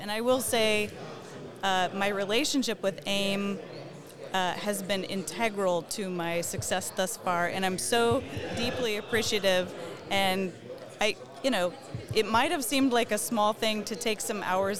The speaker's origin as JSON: {"language": "English", "country": "Bolivia", "tie": "born there", "said": "my dad and mom served as volunteer teachers in Bolivia, and that happens to be where I was born. So I'm American born abroad, but because I was born there, I actually have a Bolivian and American birth certificate."}